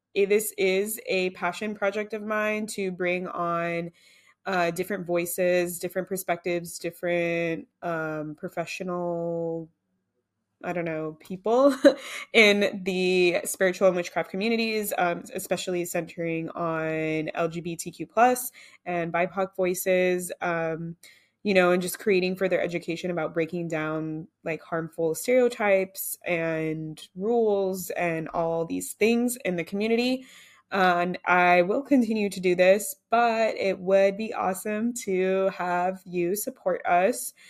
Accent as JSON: {"language": "English", "country": "United States", "said": "I'm American"}